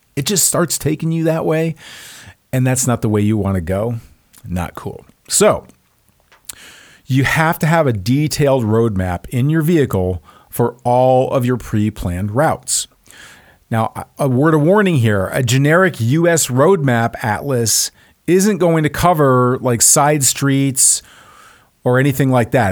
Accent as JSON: {"language": "English", "region": "Texas", "country": "United States", "said": "I'm from Texas, where cowboy boots and suits do go together."}